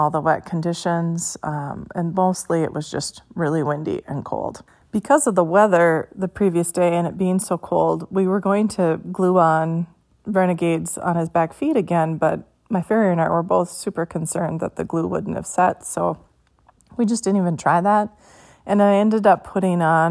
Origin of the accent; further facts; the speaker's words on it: Minnesota, United States; I'm from Minnesota